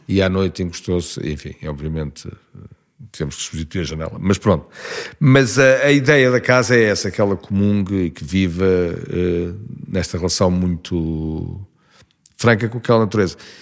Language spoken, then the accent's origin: Portuguese; Lisbon, Portugal; tudo se diz Lisboa. Estudei, vivo, é trabalhei